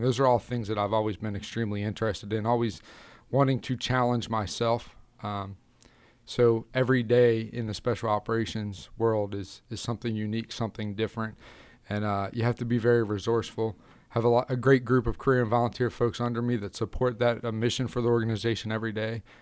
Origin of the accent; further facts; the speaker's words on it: Carroll County, Maryland, United States; I grew up in Carroll County, Maryland. Um, that's where I've been a lifelong resident.